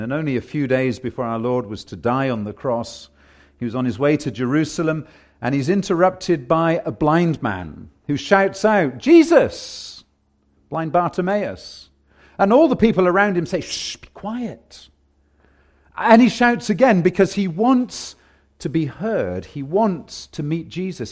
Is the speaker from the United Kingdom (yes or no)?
yes; England, United Kingdom; now in Canada; I'm English